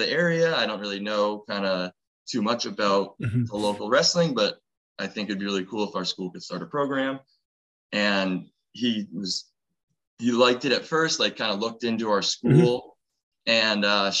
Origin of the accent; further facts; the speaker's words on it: New England, United States; That was me growing up in New England.